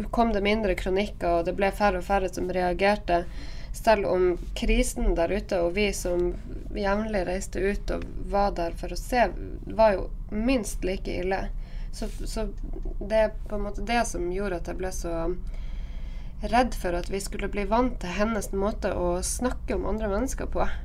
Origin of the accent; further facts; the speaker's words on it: Northern Norway, Norway; Og jeg er jo nordlending